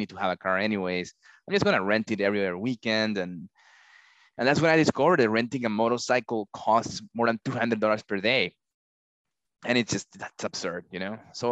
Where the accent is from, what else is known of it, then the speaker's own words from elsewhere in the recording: Peru; moved away as an adult; also born or lived in Texas, United States; now in United States; I was born in Texas, but I grew up in Peru, hence the accent, you know, and I moved back to the United States for college